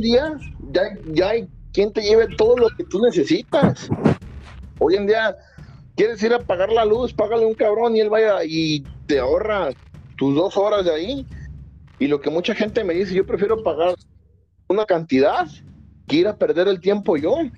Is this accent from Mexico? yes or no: yes; Mexico; yo soy de México